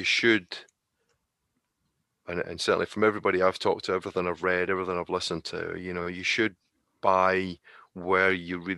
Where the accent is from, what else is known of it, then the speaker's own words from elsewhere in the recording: United Kingdom; the reason why is because we're British, right?